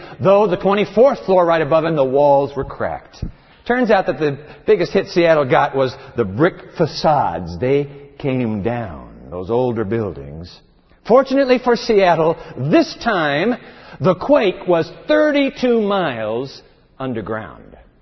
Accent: Tokyo, Japan; moved away; The town I was born in, my hometown, Tokyo, Japan

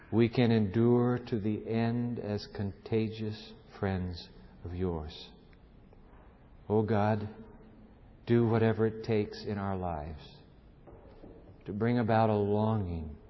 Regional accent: Germany; English is a second language; You see, I'm Lutheran. I'm from Germany. But I was in Romania in prison, communist Romania.

